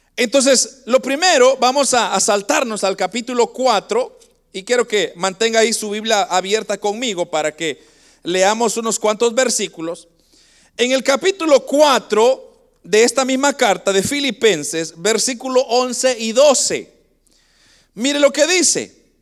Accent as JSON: {"language": "Spanish", "country": "Guatemala", "moved": "yes", "lives_now": "Canada", "said": "nosotros somos de Guatemala y, nosotros venimos, hermanos, de un lugar bastante pobre en Guatemala"}